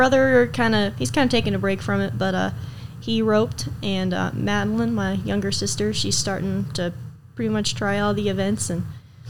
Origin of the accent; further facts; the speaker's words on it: Iowa, United States; also born or lived in Kansas / Wyoming; Well, we moved around a lot, different states. I was born in Kansas, and we moved to Wyoming, and then we moved to Iowa to around my mom's family and my dad's mom a little bit.